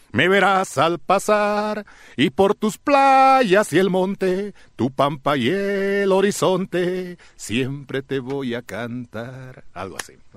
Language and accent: Spanish; Santa Rosa, La Paz, Bolivia; soy de Alto Beni soy de la provincia Caranavi, de un pueblito llamado Santa Rosa, y pertenezco al Departamento de La Paz